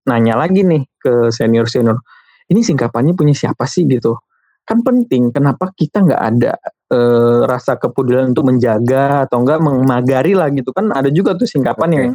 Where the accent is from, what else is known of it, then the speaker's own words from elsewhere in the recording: Riau, Indonesia; kayak saya kan dari Riau begitu